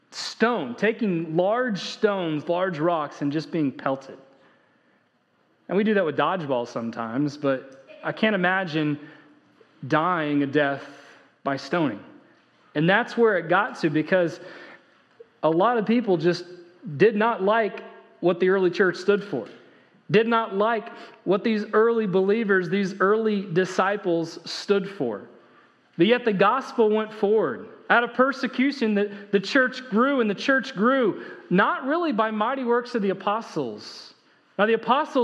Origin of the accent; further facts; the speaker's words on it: Indiana, United States; now in Texas, United States; when I grew up in Indiana